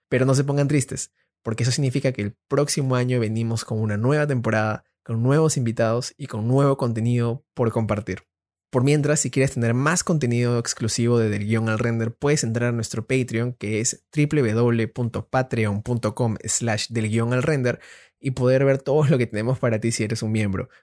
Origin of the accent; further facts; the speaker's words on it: Peru; estuve en un colegio alemán. Acá, en Perú es el colegio Alexander von Humboldt